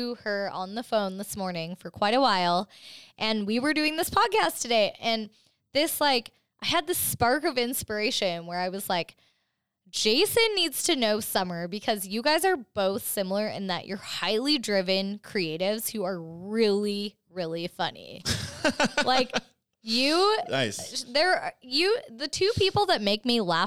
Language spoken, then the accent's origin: English; Canada; I'm Canadian